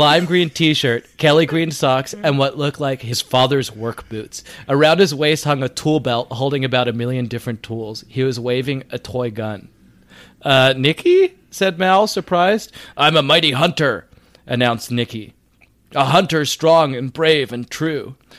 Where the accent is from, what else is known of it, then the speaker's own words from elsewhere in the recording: United Kingdom; We're British, so we don't really do that.